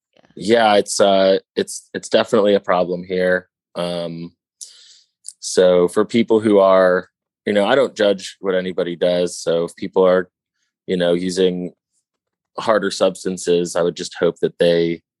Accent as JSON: {"language": "English", "town": "St. Louis", "region": "Missouri", "country": "United States", "said": "When I moved here, I thought I was really good because I came from St. Louis, which is a very small music scene."}